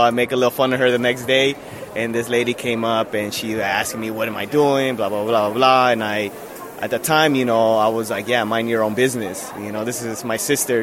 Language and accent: English; California, United States; moved away as an adult; now in Netherlands; I'm from California.